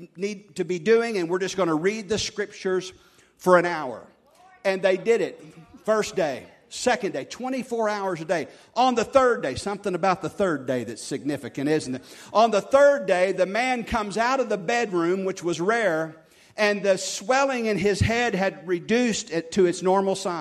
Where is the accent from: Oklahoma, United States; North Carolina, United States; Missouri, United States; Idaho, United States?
Oklahoma, United States; our church growing up in Oklahoma here